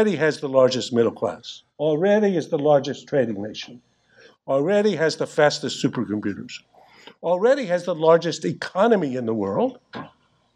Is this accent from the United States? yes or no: yes; North Carolina, United States; I come from North Carolina